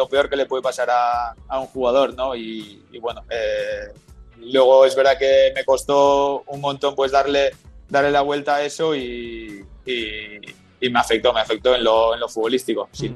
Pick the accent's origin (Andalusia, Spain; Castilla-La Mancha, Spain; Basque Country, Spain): Basque Country, Spain; Gipuzkoa; moved away as an adult; now in Dallas, United States; yo soy de Guipúzcoa